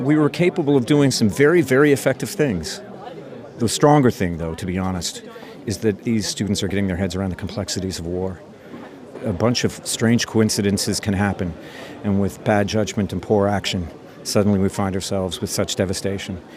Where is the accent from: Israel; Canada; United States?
Canada